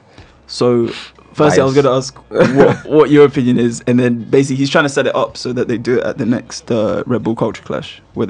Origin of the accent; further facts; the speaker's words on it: London, United Kingdom; I'm from Northwest